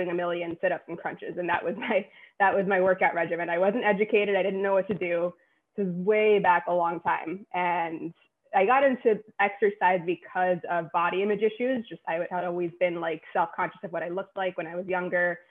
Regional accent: New York City, New York, United States; I'm a New Yorker, born and raised in Queens, still live in Queens

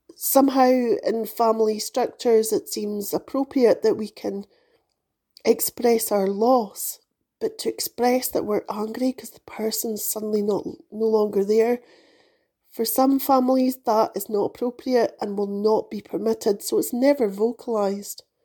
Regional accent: United Kingdom; moved away as an adult; also born or lived in United States; I was born into a monarchy

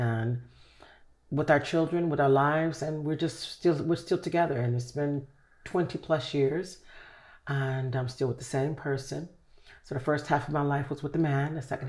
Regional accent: Chicago, Illinois, United States; Chicago, south side of Chicago.

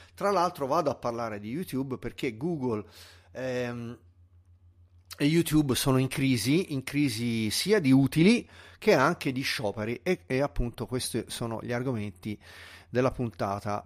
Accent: Tuscany, Italy; sono un toscano purista della lingua

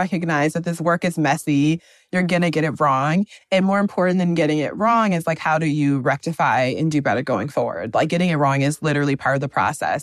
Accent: Wisconsin, United States; moved away as an adult; now in Brooklyn, United States; I'm originally from the Midwest, I'm from Wisconsin. I've been in Brooklyn for the past three years

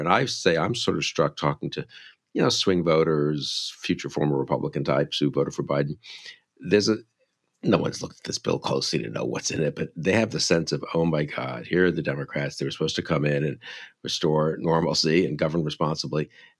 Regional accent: New York City, New York, United States; I grew up in New York City. We didn't even know what cars were, really, just subways, you know.

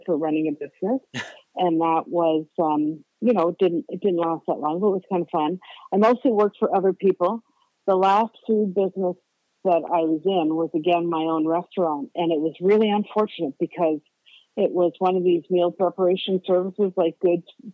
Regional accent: Kingston, Ontario, Canada; also born or lived in Paris / Colorado; I was born in Kingston, Ontario, in Canada

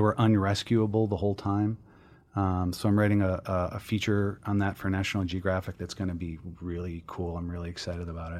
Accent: Minneapolis, Minnesota, United States; moved away; I grew up in Minneapolis.

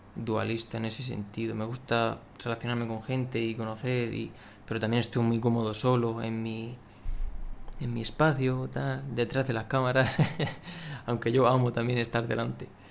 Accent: Murcia, Region of Murcia, Spain; soy de Murcia

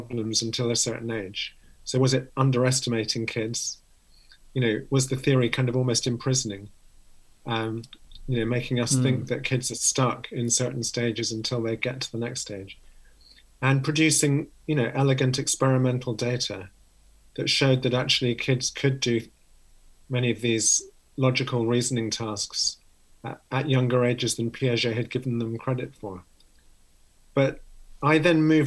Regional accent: London, United Kingdom; moved away as an adult; also born or lived in Oxford; now in Cambridge, United Kingdom; I grew up in London, so not too far away from where I am now, just an hour away. Just in North London

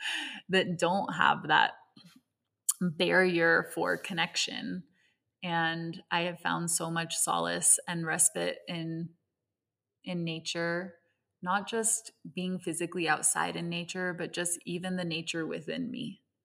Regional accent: Hong Kong; My mother is Venezuelan. My father is American, and I was raised in Hong Kong. And so I grew up in an intersection of many different cultures, different languages, and different ways of seeing the world.

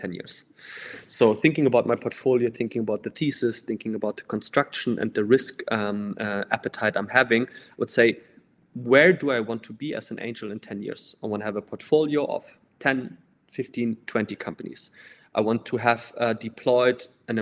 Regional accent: Denmark; I'm from Denmark

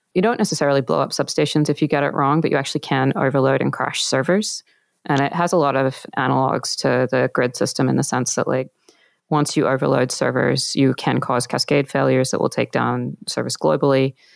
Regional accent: Australia; I'm from Australia.

